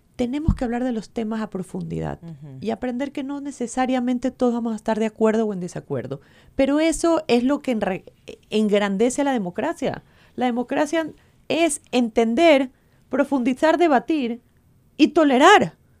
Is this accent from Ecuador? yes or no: yes; Ecuador; Lo que hemos vivido como ecuatorianos